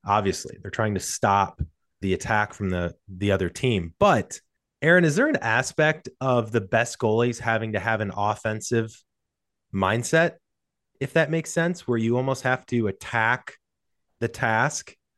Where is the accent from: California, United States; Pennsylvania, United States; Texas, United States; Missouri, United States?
Missouri, United States; St. Louis; moved away; I'm from St. Louis originally